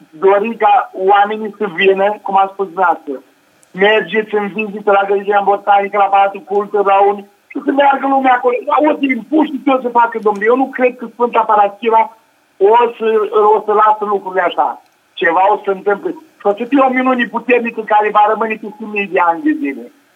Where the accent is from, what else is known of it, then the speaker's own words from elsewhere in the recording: Romania; now in Madrid, Spain; mă trag din loc din comuna Codnaj